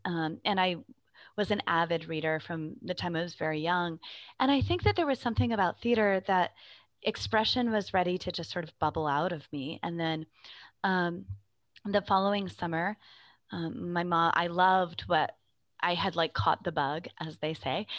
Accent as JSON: {"language": "English", "town": "Phoenix", "region": "Arizona", "country": "United States", "tie": "born or raised there", "said": "I grew up in the Phoenix metro area"}